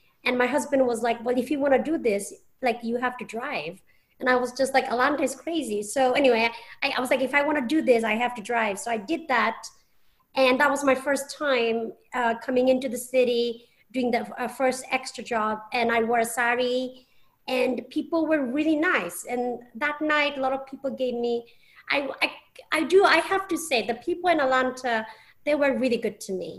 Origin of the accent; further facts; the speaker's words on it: England, United Kingdom; moved away as an adult; And you know, and I'm from England. I've been here 7 years.